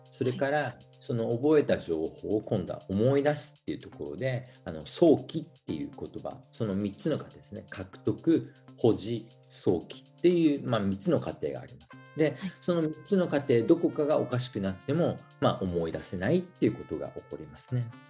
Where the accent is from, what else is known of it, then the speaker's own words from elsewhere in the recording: Okayama, Japan; moved away as an adult; also born or lived in Hiroshima; now in Denmark; 僕、岡山出身で、えー、大学、広島に来まして